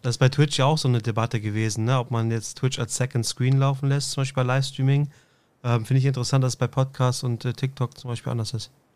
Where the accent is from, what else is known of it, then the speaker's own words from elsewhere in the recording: Northern Germany, Germany; Ich komme aus dem Norden